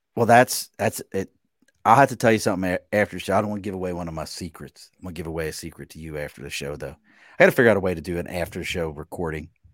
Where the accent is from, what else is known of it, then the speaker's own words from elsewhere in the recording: Baltimore, Maryland, United States; moved away; also born or lived in Delaware / Pennsylvania; Growing up in Baltimore, I put Old Bay in everything